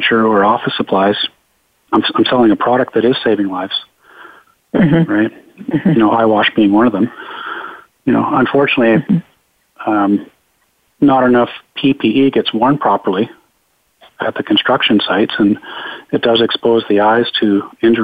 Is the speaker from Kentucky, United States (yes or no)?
no; Southern California, United States; also born or lived in New York; now in Vancouver, Canada; I was born and raised in Southern California